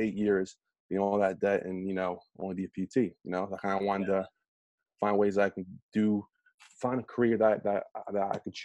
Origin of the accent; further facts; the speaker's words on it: New Jersey, United States; Born and raised in Jersey.